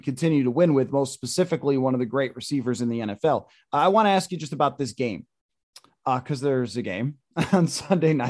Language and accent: English; Buffalo, New York, United States; when I grew up in Buffalo